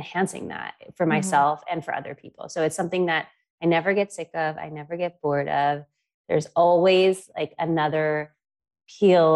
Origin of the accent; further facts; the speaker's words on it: New York, United States; moved away; I am from New York originally